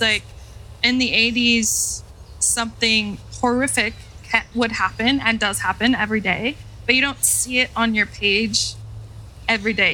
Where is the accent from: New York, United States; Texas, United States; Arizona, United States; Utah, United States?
Utah, United States; I was born and raised in Utah